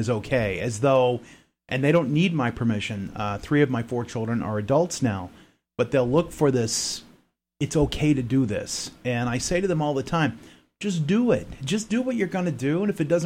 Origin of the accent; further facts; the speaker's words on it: Florida, United States; moved away as an adult; also born or lived in Maine; We're from the South, from Florida